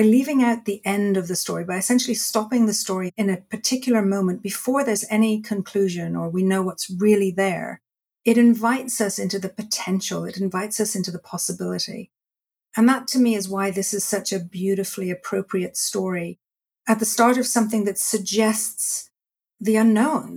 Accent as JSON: {"language": "English", "town": "Dublin", "region": "Leinster", "country": "Ireland", "tie": "born or raised there", "said": "I was born in Dublin, Ireland, and I grew up in a culture where storytelling was really the way people speak."}